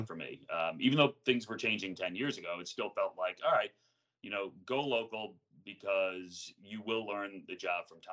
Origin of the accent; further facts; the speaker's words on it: Long Island, New York, United States; moved away as an adult; also born or lived in Terre Haute, Indiana; I grew up on Long Island, but I grew up like 25 minutes from New York City